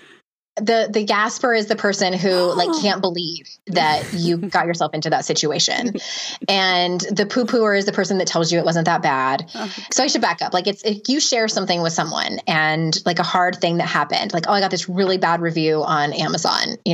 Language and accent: English; San Diego, California, United States; Diego, my hometown